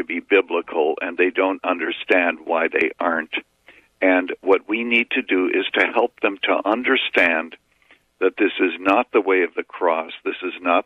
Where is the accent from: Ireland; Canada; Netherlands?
Canada; now in United States; I was born in Canada